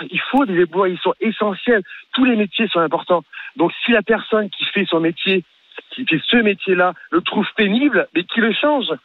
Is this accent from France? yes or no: yes; Marseille, Provence-Alpes-Côte d'Azur, France; je suis marseillais